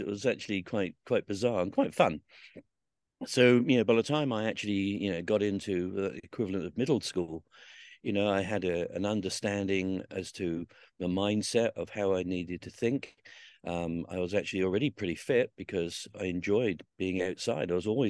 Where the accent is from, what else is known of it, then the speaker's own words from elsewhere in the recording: Southsea, South East England, United Kingdom; So I grew up around the Royal Marines. I used to see them every day down in Southsea on the beach, and went to the museum there, and it just seemed pretty obvious that was going to be my life.